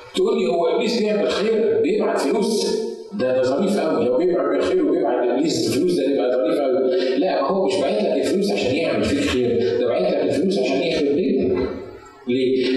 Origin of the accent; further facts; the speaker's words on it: Egypt; في الكنيسه عندنا في مصر